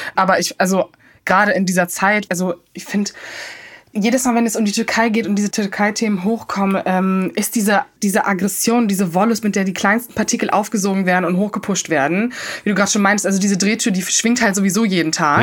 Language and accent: German; Cologne, North Rhine-Westphalia, Germany; ich als Kölnerin und mein kölsches Herz